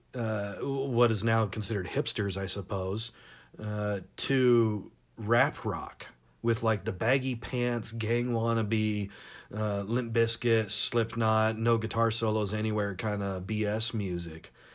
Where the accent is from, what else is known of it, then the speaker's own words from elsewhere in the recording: Tacoma, Washington, United States; also born or lived in Seattle / San Diego; growing up in Seattle and Tacoma in the nineties